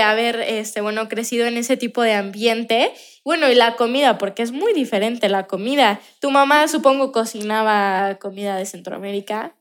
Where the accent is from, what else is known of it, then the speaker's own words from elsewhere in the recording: Mexico; nosotros los mexicanos